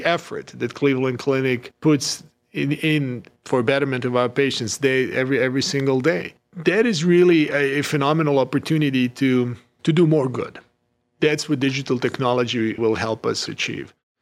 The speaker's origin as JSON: {"language": "English", "country": "Croatia", "tie": "born or raised there", "also_born_or_lived": "Switzerland", "moved": "as an adult", "lives_now": "United States", "said": "born and raised in Croatia, trained in Switzerland, United States, and actually now, obviously, living and working in the United States"}